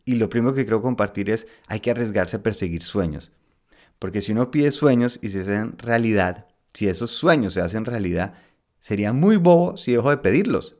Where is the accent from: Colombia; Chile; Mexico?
Colombia; moved away as an adult; also born or lived in Spain; Yo crecí en Colombia, estudié en Colombia